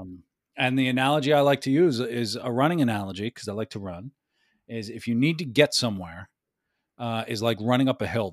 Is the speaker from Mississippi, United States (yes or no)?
no; New York City, New York, United States; also born or lived in Westchester County / Washington, D.C.; I was born in the Bronx, uh, lived there for a, a bit. We moved out of the city